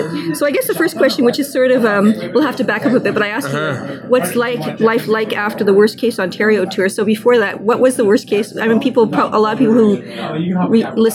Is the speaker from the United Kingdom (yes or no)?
yes; Yorkshire and the Humber, United Kingdom; now in Ottawa, Canada; I was born in Yorkshire